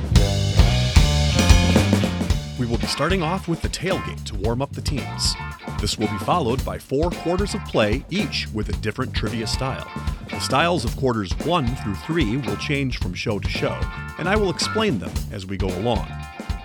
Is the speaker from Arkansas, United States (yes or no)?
no; Minnesota, United States; I'm from Minnesota